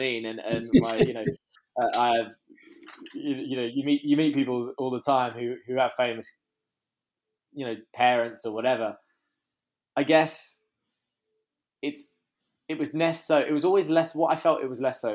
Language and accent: English; London, United Kingdom; also born or lived in Hertfordshire; we grew up in Muswell Hill.